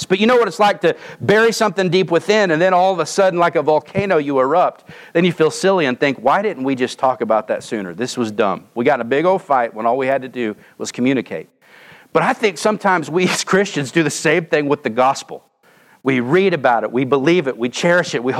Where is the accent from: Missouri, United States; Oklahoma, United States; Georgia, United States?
Oklahoma, United States; moved away as an adult; I'm from Oklahoma